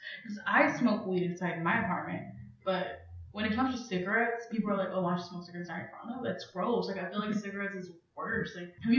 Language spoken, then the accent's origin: English; California, United States; now in Texas, United States